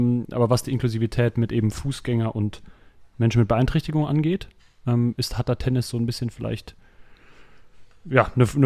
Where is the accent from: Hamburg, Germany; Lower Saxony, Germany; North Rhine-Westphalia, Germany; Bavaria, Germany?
Lower Saxony, Germany; Ich komme aus Ostfriesland.